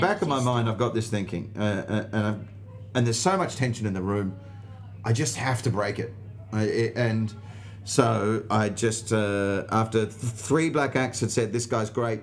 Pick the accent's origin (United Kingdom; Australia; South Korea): Australia; accent: Australian; my accent, and it's the only time the Australian accent